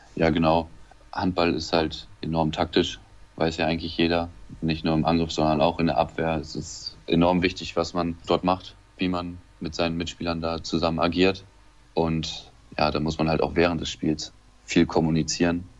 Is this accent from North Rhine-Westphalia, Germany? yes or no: yes; Lemgo, North Rhine-Westphalia, Germany; moved away as an adult; in Lemgo geboren und habe da sämtliche Jugendmannschaften durchlaufen in Lemgo.